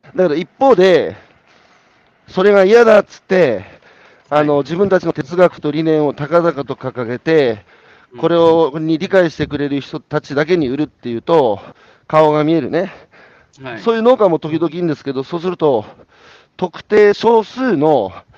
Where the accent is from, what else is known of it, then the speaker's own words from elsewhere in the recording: Iwate, Japan; 僕は岩手ですけど